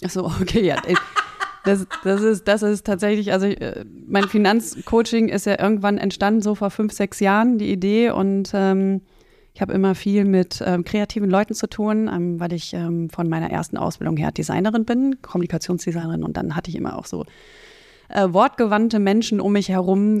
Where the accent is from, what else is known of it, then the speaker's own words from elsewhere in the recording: North Rhine-Westphalia, Germany; also born or lived in Netherlands; Ich bin im Westen, in Nordrhein-Westfalen aufgewachsen, in Holland geboren, in Nordrhein-Westfalen aufgewachsen